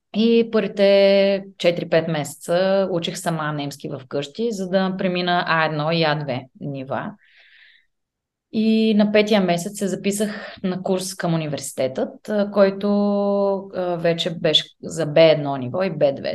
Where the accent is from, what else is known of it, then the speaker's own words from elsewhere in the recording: Bulgaria; moved away as an adult; also born or lived in England; now in Vienna, Austria; ние като българи